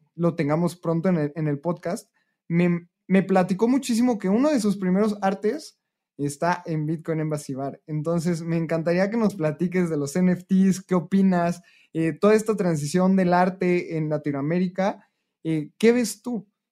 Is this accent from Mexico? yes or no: yes; Mexico